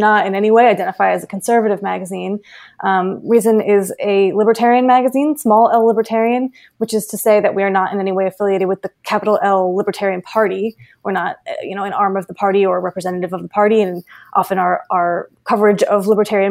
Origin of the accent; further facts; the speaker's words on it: Florida, United States; moved away as an adult; I'm from Florida. I went to middle school, high school, and college in Florida